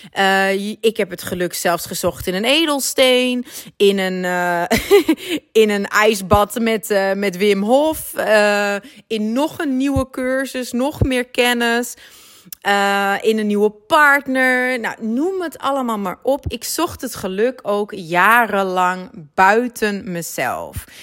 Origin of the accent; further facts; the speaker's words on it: Groningen, Netherlands; accent: Dutch; now in Antwerp, Belgium; ik heb eh, voornamelijk een Nederlands accent, want ik ben geboren en getogen in Groningen, maar ik woon al ruim tien jaar in Antwerpen